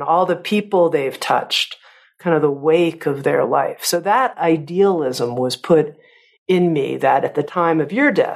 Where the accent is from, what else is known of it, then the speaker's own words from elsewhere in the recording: Coral Gables, Florida, United States; I grew up in Coral Gables, Florida, which is right outside of Miami, South Florida